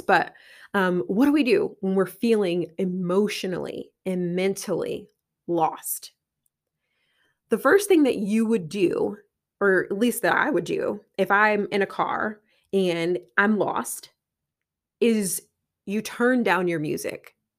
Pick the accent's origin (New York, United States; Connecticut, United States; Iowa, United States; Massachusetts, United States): Connecticut, United States; I'm from Connecticut